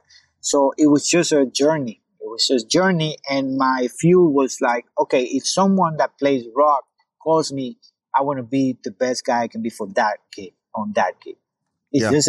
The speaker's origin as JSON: {"language": "English", "country": "Puerto Rico", "also_born_or_lived": "New York", "moved": "as an adult", "said": "I'm from Puerto Rico"}